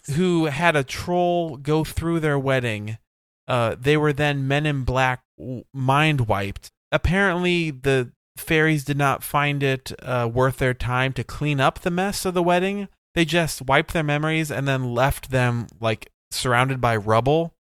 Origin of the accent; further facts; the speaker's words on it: United States; I'm American